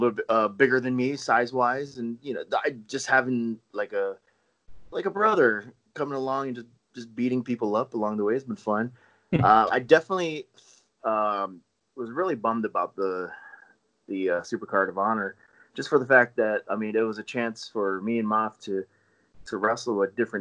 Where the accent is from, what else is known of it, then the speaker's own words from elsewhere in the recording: Hawaii, United States; now in Las Vegas, United States; I am from Hawaii